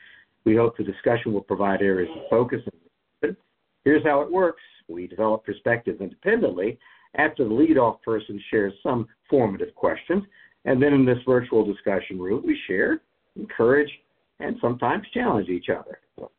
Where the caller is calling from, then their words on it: Columbus, Ohio, United States; I'm calling in from Columbus, Ohio today.